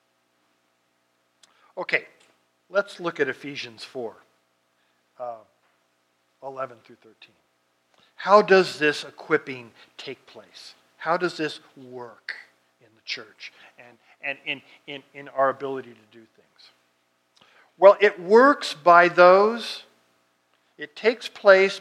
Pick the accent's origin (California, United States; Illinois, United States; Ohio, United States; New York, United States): California, United States; Fresno; I grew up out in the Fresno area